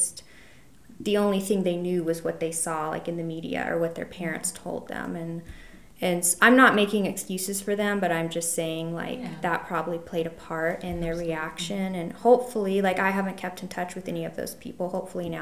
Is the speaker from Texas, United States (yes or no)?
yes; Dallas, Texas, United States; now in Colorado, United States; I grew up in Dallas